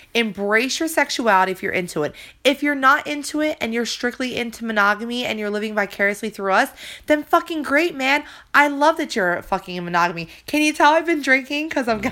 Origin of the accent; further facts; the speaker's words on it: New Jersey, United States; accent: Jersey; it's my Jersey accent.